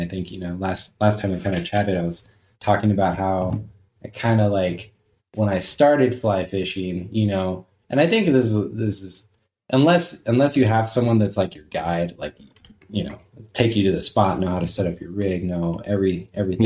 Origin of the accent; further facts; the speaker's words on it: Southern California, United States; I grew up in Southern California